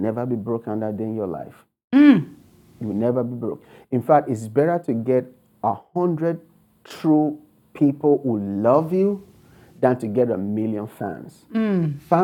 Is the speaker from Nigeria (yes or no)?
yes; Nigeria; moved away as an adult; now in United States; I was born and raised in Nigeria. You can tell from my accent. So I came to America with only $100 and a suitcase of clothes